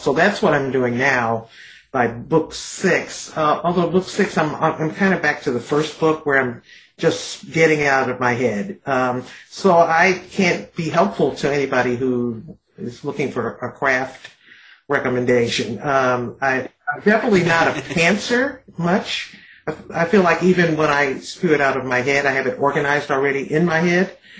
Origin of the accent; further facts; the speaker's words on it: Detroit, Michigan, United States; growing up in Detroit